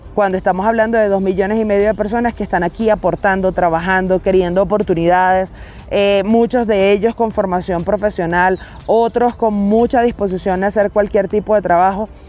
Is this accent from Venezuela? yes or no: yes; Venezuela; tengo ambas nacionalidades porque mis padres son colombianos, yo nací en Venezuela